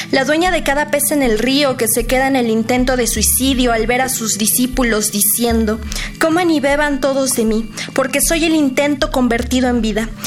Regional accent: Hidalgo, Mexico; tengo 20 años, vengo de la Huasteca hidalguense.

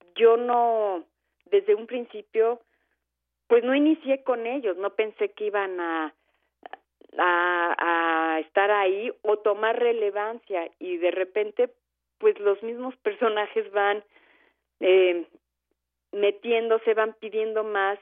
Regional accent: Mexico; como soy mexicana y como eh, mis referencias son de acá

